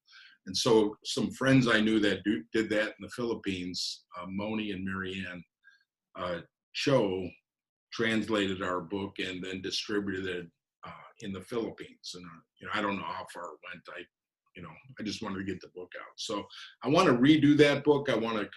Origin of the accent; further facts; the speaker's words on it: Chicago, Illinois, United States; raised in a big family. We had 12 kids on the south side of Chicago